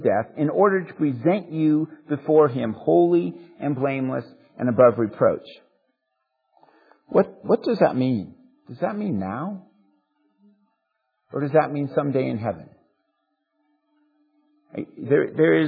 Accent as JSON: {"language": "English", "country": "United States", "tie": "born or raised there", "said": "growing up in America"}